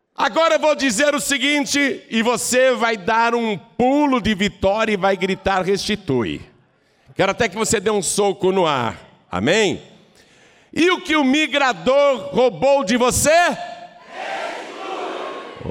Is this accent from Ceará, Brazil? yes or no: no; Piracicaba, São Paulo, Brazil; eu sou piracicabano, eu sou do interior de São Paulo.